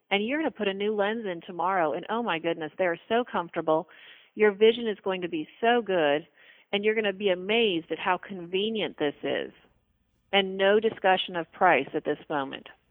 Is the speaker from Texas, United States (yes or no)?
no; West Palm Beach, Florida, United States; also born or lived in Boston / Tallahassee, Florida; I moved back to my hometown, which is West Palm Beach, Florida.